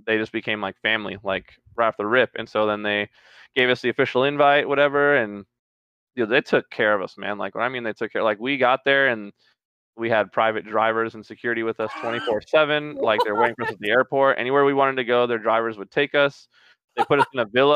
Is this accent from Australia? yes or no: no; Trinidad & Tobago; moved away; I'm originally from Trinidad